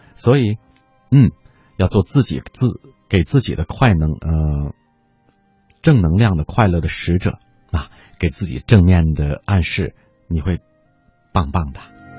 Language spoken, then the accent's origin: Chinese; China; 按我们中国人的传统来说吧